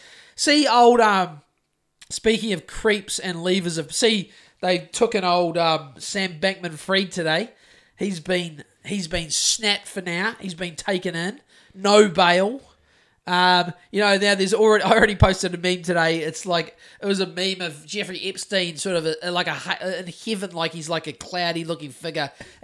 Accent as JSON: {"language": "English", "country": "New Zealand", "said": "I've got to say that correctly because I'm from New Zealand"}